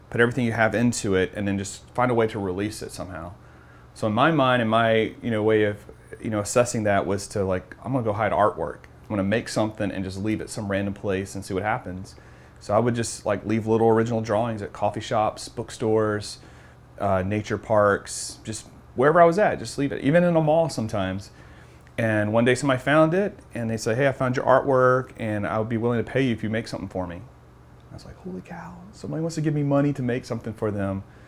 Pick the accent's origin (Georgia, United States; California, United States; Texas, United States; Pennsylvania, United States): Georgia, United States; also born or lived in Tampa, Florida; now in Lakeland, United States; I moved here from Tampa, but I'm from Georgia, but been in Lakeland for 10 years now.